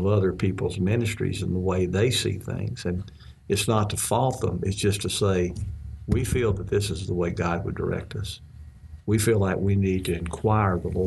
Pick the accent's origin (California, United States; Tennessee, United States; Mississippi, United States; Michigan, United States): Mississippi, United States; when I was growing up in Mississippi